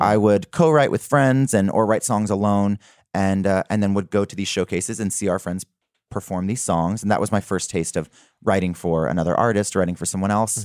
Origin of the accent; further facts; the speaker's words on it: South Mississippi, United States; I am from South Mississippi